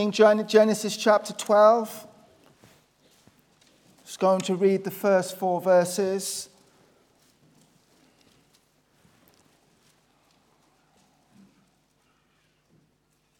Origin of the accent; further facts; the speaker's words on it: Black Country, West Midlands, United Kingdom; You can tell that my accent's not Northern Irish. It's obviously I'm from the Black Country, which is sort of an area in the Midlands